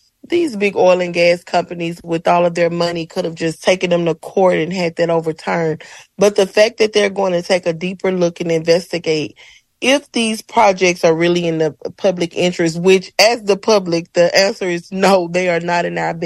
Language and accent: English; Ruleville, Mississippi, United States; moved away as an adult; I'm from a small town in Mississippi called Ruleville.